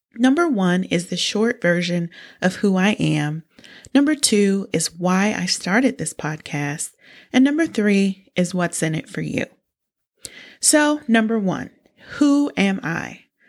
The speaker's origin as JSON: {"language": "English", "country": "United States", "said": "I'm from small town U S"}